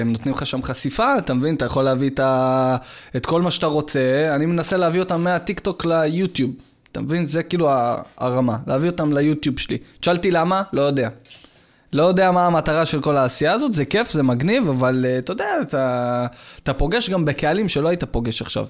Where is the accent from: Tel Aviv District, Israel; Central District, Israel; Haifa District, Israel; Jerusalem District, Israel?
Central District, Israel; Yehud; also born or lived in Rishon LeZion; אני מפה. מיהוד